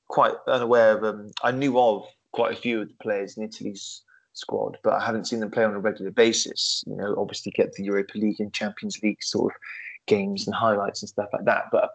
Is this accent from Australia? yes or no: no; England, United Kingdom; we're English